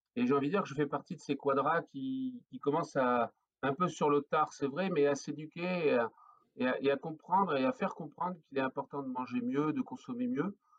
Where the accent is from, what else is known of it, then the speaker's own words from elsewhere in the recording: the Nord, Hauts-de-France, France; now in Cantal, France; je suis originaire du Nord. Voilà, je suis flamand d'origine